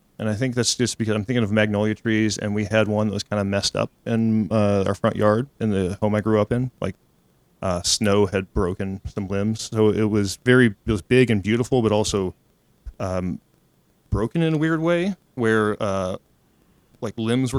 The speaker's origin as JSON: {"language": "English", "town": "Fayetteville", "region": "Arkansas", "country": "United States", "tie": "born or raised there", "said": "I grew up in Fayetteville, Arkansas, which is a wonderful place to grow up, but musically kind of limiting. It's in the northwest corner of the state"}